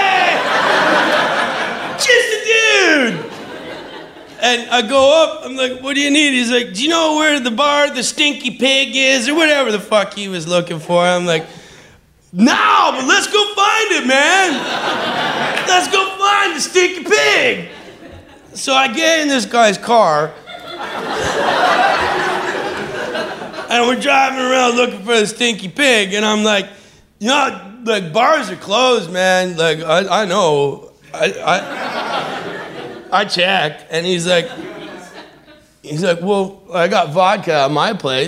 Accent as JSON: {"language": "English", "town": "Vancouver", "region": "British Columbia", "country": "Canada", "also_born_or_lived": "Montreal, Canada", "moved": "as an adult", "said": "I moved from Vancouver, Canada, to Montreal, Canada"}